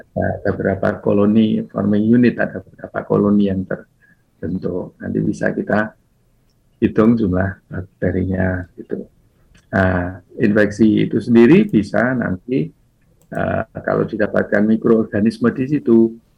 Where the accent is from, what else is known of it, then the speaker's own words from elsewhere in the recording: Java, Indonesia; kita orang Jawa